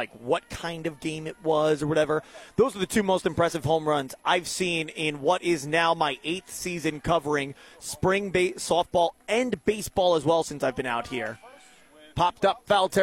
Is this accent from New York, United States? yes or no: yes; Long Island, New York, United States; moved away; my hometown Long Island Ducks, 5 minutes from where I grew up